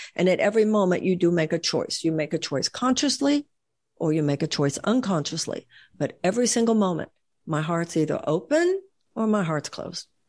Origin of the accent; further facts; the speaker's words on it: Houston, Texas, United States; when I was growing up in Houston